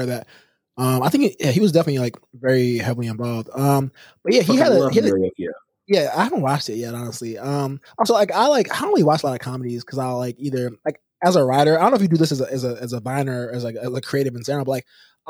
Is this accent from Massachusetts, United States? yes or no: no; Houston, Texas, United States; we're both from Houston